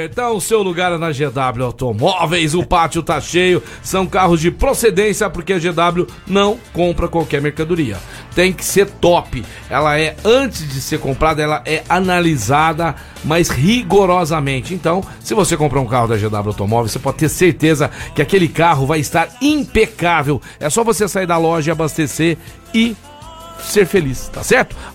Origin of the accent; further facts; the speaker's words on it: Campinas, São Paulo, Brazil; born there; É porque eu nasci